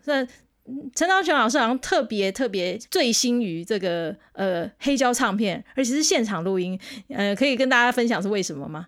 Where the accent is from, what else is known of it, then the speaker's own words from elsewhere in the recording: Kaohsiung, Taiwan; 像我是高雄人，我们那个时候我的年代是只有一般音乐班哦